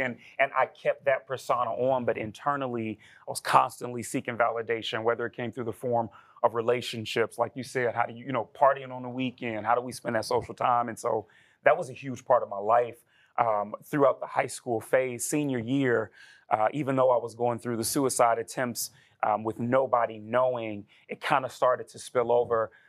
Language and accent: English; Chicago, Illinois, United States; born and raised in Chicago, Illinois